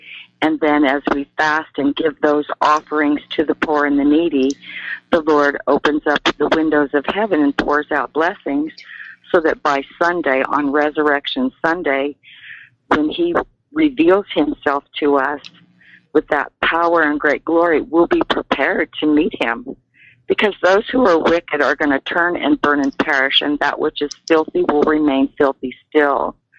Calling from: Colorado, United States; in Colorado.

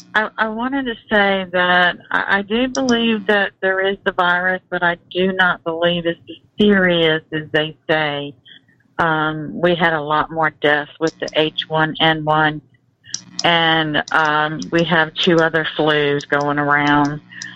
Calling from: North Carolina, United States; North Carolina.

